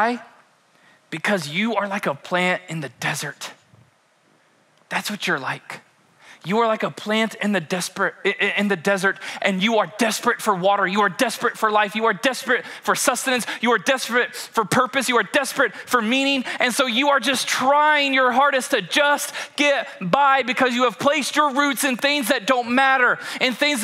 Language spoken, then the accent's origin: English; Kentucky, United States; we are born and raised in Kentucky